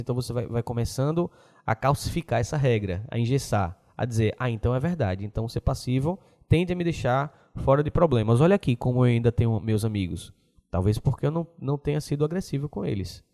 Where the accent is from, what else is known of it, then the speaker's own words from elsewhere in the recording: Aracaju, Sergipe, Brazil; a gente de Aracaju